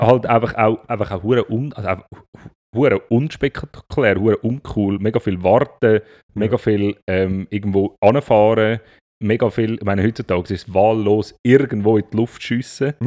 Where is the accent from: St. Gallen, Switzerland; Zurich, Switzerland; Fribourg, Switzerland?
Zurich, Switzerland; bei uns in Zürich